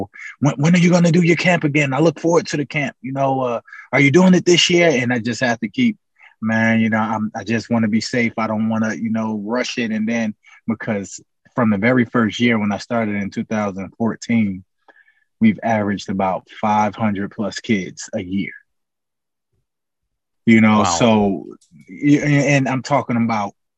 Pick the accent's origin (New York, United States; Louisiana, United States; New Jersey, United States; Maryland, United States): New Jersey, United States; Newark; Born and raised in Newark, New Jersey